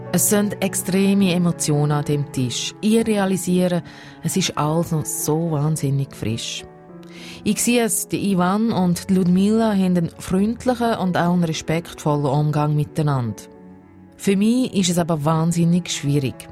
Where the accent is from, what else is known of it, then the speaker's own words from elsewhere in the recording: Switzerland; Ich als Schweizerin, die noch nie einen Krieg miterlebt hat